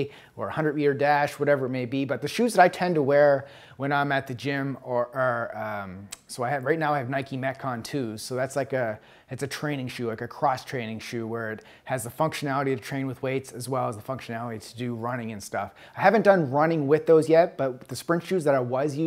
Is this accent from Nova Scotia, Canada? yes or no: yes; Halifax, Nova Scotia, Canada; moved away as an adult; now in United States; Halifax, where my hometown